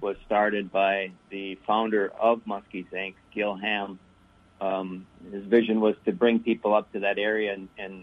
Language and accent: English; Milwaukee, Wisconsin, United States; now in Minnesota, United States; No, I grew up in Wisconsin. I'm from Milwaukee originally, but I've now lived in Minnesota a larger part of my life than when I was in Wisconsin.